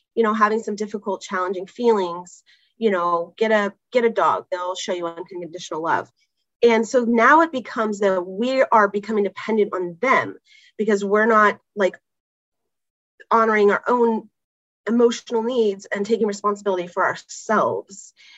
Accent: California, United States; now in New York, United States; grew up in California

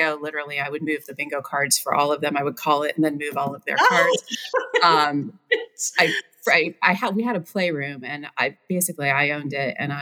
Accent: Baltimore, Ohio, United States; I grew up in Baltimore, Ohio, that had two stoplights.

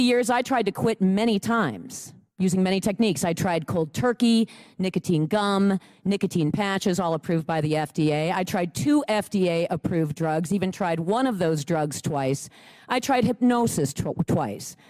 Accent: Lake Mills, Wisconsin, United States; I'm from Lake Mills, Wisconsin

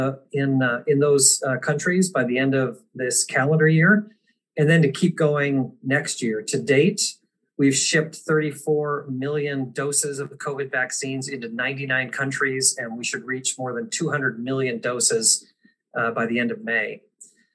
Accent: Apple Valley, Minnesota, United States; moved away; I am a Minnesota native, as Mark mentioned. I grew up in the Twin Cities in suburban Apple Valley

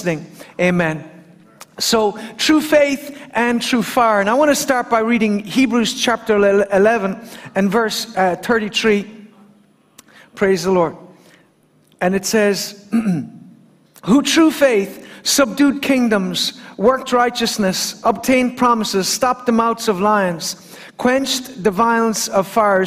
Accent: Killarney, Munster, Ireland; as a little boy growing up in Killarney

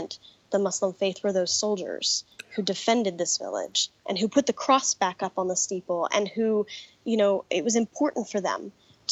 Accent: Colorado Springs, Colorado, United States; I was a church kid growing up in Colorado Springs, Colorado

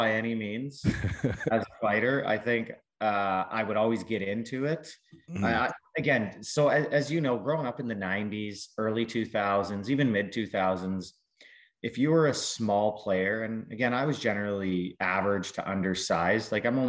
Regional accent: Southern Alberta, Canada; moved away; also born or lived in Calgary / Lethbridge / Chicago; I grew up in Southern Alberta

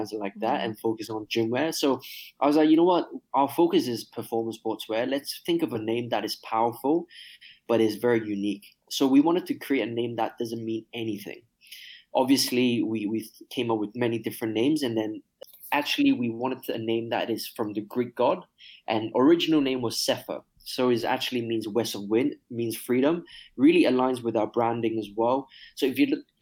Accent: Hong Kong; moved away as an adult; born and raised in Hong Kong

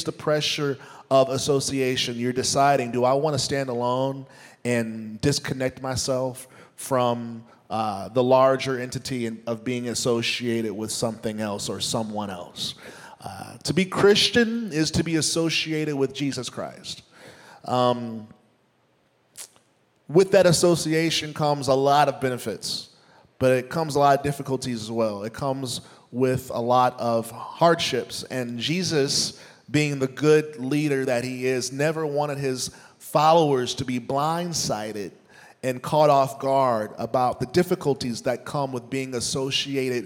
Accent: United States; also born or lived in Nashville, Tennessee; as an American

